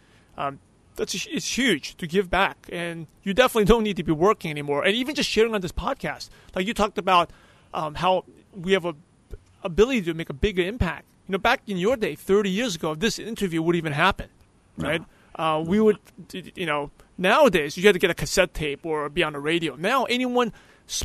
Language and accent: English; New York City, New York, United States; I grew up in New York City